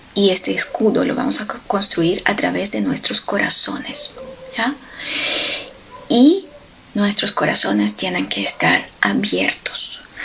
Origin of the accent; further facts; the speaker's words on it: Ukraine; moved away; en Ucrania, en mi país